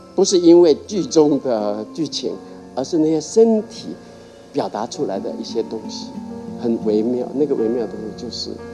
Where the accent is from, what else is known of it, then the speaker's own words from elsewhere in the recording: Taiwan; moved away; also born or lived in United States; 因为那个就在我故乡的隔壁